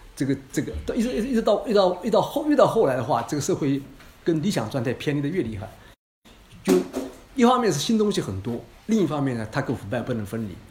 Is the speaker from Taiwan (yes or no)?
no; China; 我们中国人